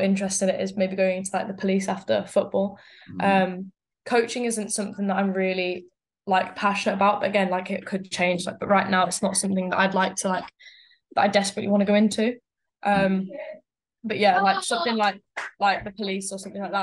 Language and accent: English; just north of Birmingham, West Midlands, United Kingdom; I come from like the Midlands area, not kind of Birmingham, kind of just a bit north of Birmingham.